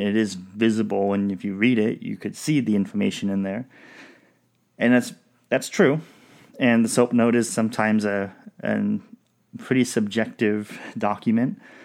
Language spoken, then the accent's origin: English; Southwest Washington, United States; we grew up in Southwest Washington